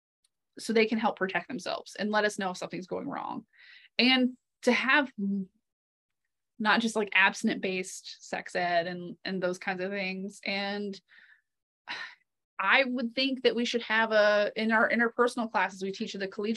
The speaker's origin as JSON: {"language": "English", "region": "the South", "country": "United States", "moved": "yes", "said": "I come from the South and I grew up in the church"}